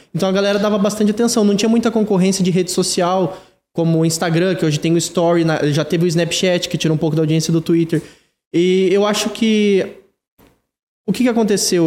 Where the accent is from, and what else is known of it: Ibaiti, Paraná, Brazil; moved away as an adult; now in Curitiba, Brazil